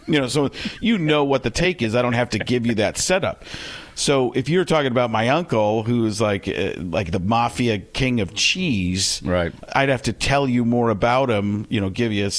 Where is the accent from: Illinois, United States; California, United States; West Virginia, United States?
Illinois, United States; Chicago; I'm Italian. I'm from Chicago.